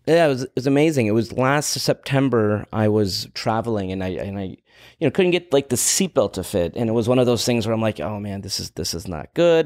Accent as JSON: {"language": "English", "town": "Los Angeles", "region": "California", "country": "United States", "tie": "born or raised there", "said": "I was growing up in Los Angeles"}